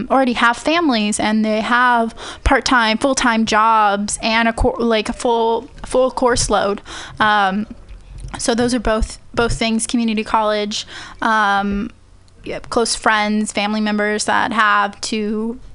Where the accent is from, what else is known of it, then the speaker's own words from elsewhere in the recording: Central Valley, California, United States; moved away as an adult; also born or lived in Bakersfield / Fresno / Madera / Chowchilla; I'm originally from the Central Valley. I lived there for 18 years